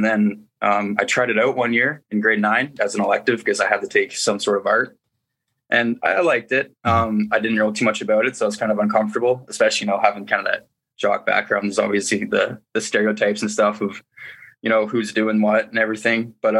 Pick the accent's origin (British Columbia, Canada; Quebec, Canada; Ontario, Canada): Ontario, Canada; Listowel; It was really just like any other small town, mm-hmm. A population of like 10,000 people. So it's small, and it really relates to Letterkenny, especially